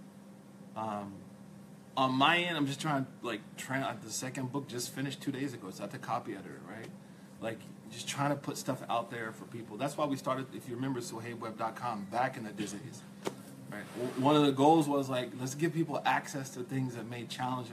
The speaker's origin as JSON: {"language": "English", "region": "Oklahoma", "country": "United States", "said": "I'm a guy from Oklahoma. I'm from Oklahoma."}